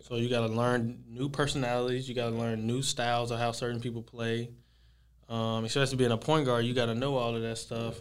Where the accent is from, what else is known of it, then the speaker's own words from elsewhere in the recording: Texas, United States; from, uh, from Texas.